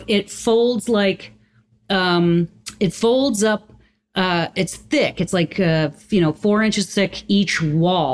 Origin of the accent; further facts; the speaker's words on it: Concord, Massachusetts, United States; I grew up on the campus of a school in Concord, Massachusetts called Middlesex